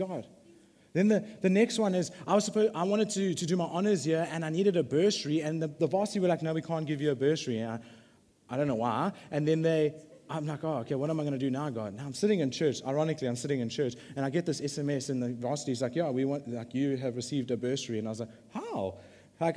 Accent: Durban, KwaZulu-Natal, South Africa; I'm from the Bluff

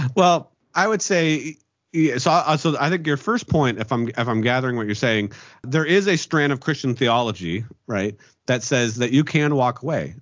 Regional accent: Pennsylvania, United States; born or raised there

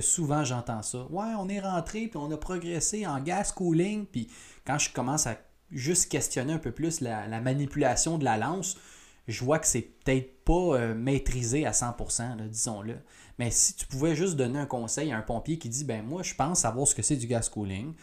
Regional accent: Quebec, Canada; chez nous au Québec

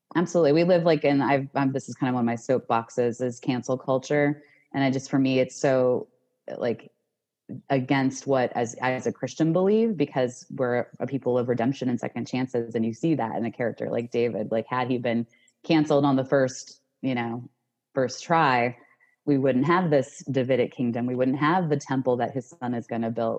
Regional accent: Cleveland, Ohio, United States; also born or lived in Washington, D.C.; now in Richmond, United States; I'm originally from Cleveland, Ohio, but I currently live in Richmond, Richmond Virginia

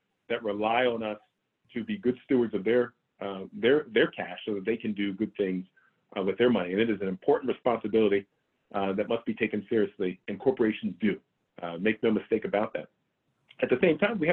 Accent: United States; I'm an American. I was born and raised here in the US

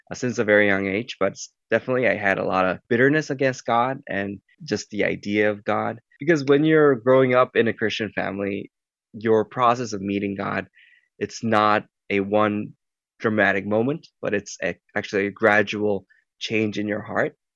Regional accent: Singapore; also born or lived in Middle East / Korea; I grew up in Singapore and a country in Middle East. And most of my life, I've been growing up in Middle East.

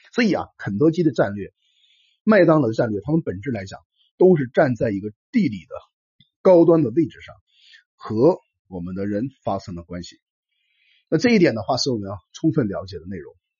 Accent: China; 我们中国人

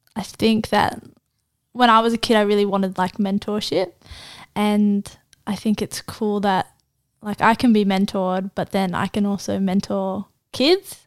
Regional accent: Gosford, New South Wales, Australia; also born or lived in Israel; I was born in Gosford

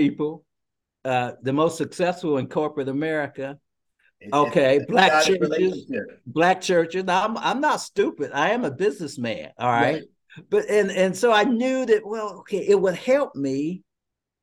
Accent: Cincinnati, Ohio, United States; I'm from the Cincinnati, Dayton area.

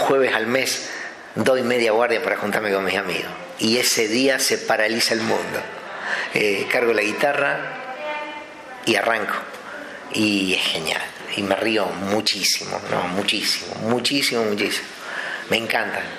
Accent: Anguil, La Pampa, Argentina; moved away; mis amigos están en mi pueblo donde me quería que es Anguil

